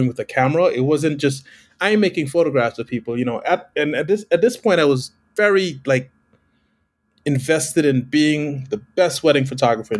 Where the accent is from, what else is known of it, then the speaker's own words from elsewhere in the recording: Guyana; moved away; I was born in South America, the only English-speaking country on the continent, called Guyana.